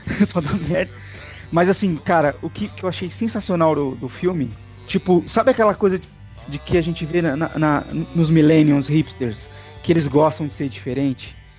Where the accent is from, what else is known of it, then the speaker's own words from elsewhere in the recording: ABC Paulista, São Paulo, Brazil; eu sou do ABC Paulista, no ABC Paulista em Santo André e Mauá tinha muito disso